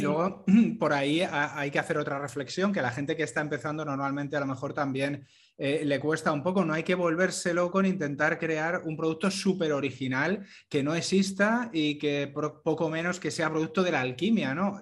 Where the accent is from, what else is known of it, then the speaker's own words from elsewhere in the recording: Madrid, Community of Madrid, Spain; soy madrileño